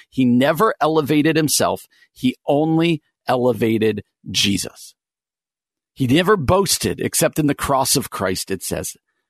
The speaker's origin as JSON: {"language": "English", "region": "northwest New Jersey", "country": "United States", "tie": "born or raised there", "moved": "as an adult", "lives_now": "Midwest, United States", "said": "I grew up outside of New York City in kind of northwest New Jersey, about 45 minutes to an hour outside of New York City, directly west of New York City."}